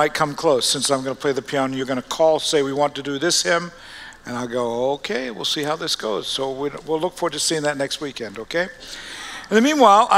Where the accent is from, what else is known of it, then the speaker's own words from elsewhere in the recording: Australia; moved away; We're born and raised in Australia, all of us, and going back to the early 1800s